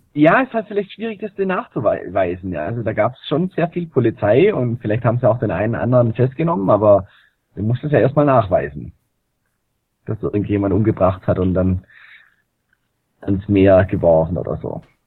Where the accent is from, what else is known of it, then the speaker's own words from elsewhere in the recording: Germany; bei uns in Deutschland